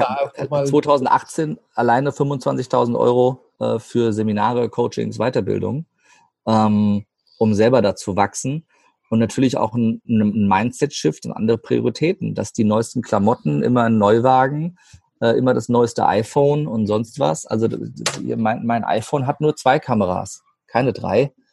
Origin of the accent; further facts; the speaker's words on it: Rhine-Main area, Germany; Rhein-Main-Gebiet zum Beispiel, das ist meine Heimat